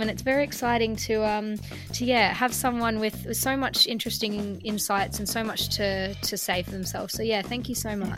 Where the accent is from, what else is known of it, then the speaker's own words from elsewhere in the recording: Melbourne, Victoria, Australia; now in London, United Kingdom; in Melbourne where I'm from